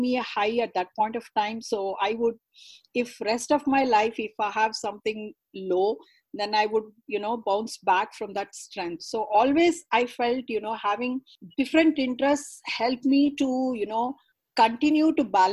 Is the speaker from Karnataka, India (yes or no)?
yes; Karnataka, India; first language Kannada; English is a second language; I'm a South Indian girl, born and brought up in Karnataka, speaking Kannada as a mother tongue.